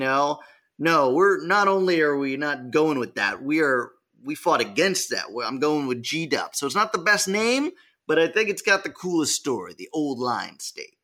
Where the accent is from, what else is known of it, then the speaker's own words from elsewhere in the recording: California, United States; My home state